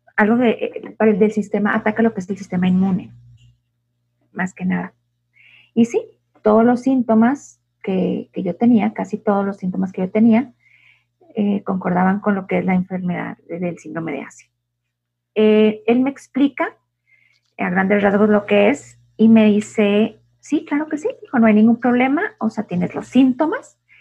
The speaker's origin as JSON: {"language": "Spanish", "region": "Chihuahua", "country": "Mexico", "said": "Yo también soy de Chihuahua"}